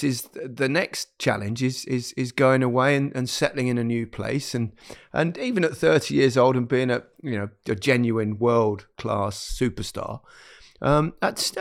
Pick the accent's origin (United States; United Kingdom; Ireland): United Kingdom; Leicester, East Midlands; moved away as an adult; my hometown club, Leicester